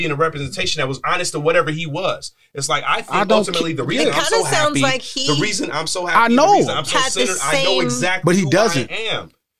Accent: Bakersfield, California, United States; I'm from Bakersfield. It's a small-minded place.

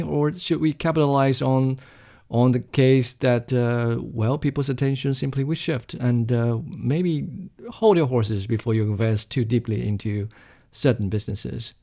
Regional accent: Jiangxi, China; my hometown, Jiangxi Province

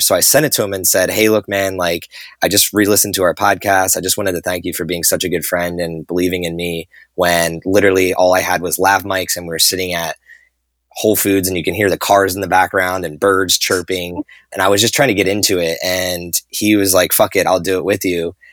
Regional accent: New Jersey, United States; grew up in New Jersey just like I did

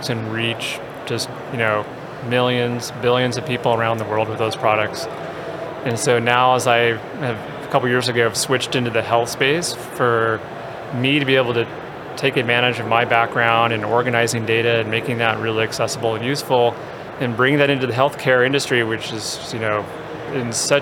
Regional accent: Orange County, California, United States; I grew up in Orange County in California

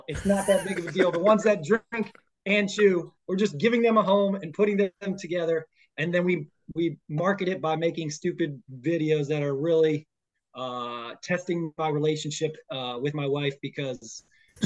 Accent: Toledo, Ohio, United States; moved away as an adult; my hometown of Toledo

